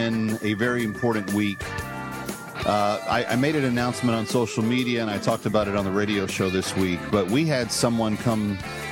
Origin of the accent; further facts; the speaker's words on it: Texas, United States; I'm from Texas